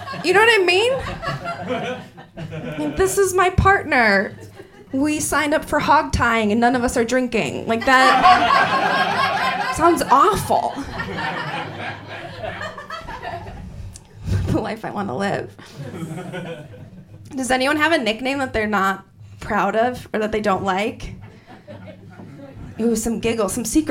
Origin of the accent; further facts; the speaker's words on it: Wisconsin, United States; moved away; I grew up in Wisconsin, I'm sorry, and there, growing up in Wisconsin from, like, sixth grade